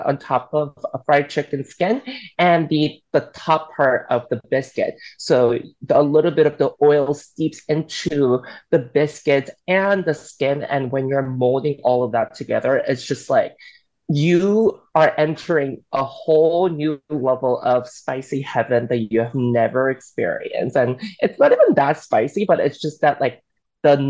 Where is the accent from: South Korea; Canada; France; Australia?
South Korea; also born or lived in Alabama, United States; now in United States; as a Korean immigrant